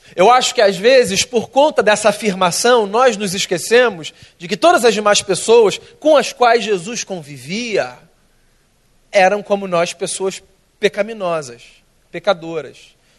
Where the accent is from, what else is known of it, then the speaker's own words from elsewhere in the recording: Rio de Janeiro, Brazil; eu sou carioca, tá? Nasci aqui, minha vida toda aqui